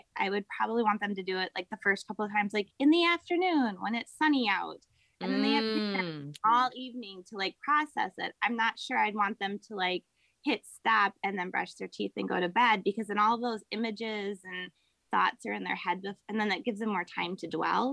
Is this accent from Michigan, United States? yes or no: no; Wisconsin, United States; I grew up in Wisconsin